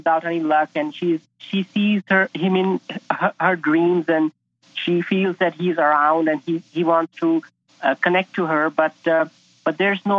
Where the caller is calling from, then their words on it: Calgary, Alberta, Canada; I'm calling from Calgary, Canada.